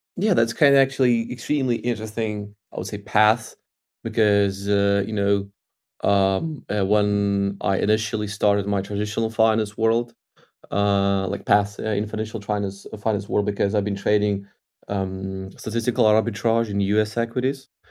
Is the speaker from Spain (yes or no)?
no; Ukraine; I grew up in Ukraine